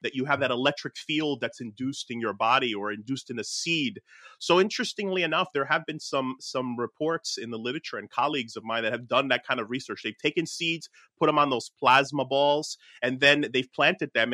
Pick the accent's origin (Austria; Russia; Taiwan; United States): United States; Newark, New Jersey; my hometown of like Newark, New Jersey